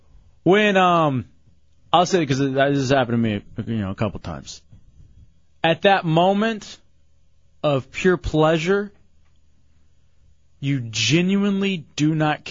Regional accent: Houston, Texas, United States; now in Orlando, United States; when I was growing up in Houston

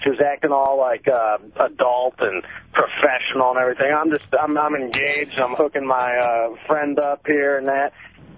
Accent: Michigan, United States; I'm from Michigan

